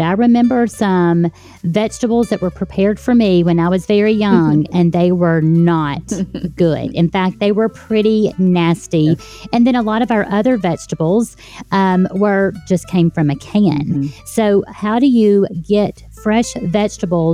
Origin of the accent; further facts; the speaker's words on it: Deep South, United States; I grew up in the Deep South